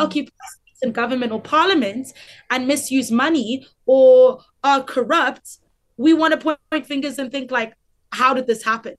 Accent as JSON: {"language": "English", "country": "South Africa"}